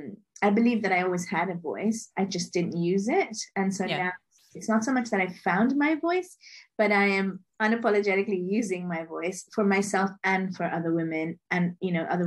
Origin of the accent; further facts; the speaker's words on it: Liberia; born there; also born or lived in Monrovia, Liberia / London, United Kingdom / Lagos, Nigeria / Mumbai, Indiana, United States; So I was born in Liberia, West Africa, to Indian parents. And I've lived in Monrovia, London, Lagos, Mumbai, Dublin, Hong Kong.